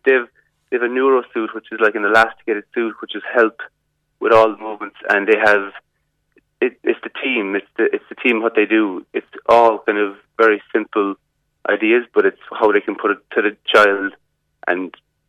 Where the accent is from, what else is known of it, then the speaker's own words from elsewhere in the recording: Cork, Munster, Ireland; moved away; I'm originally from Cork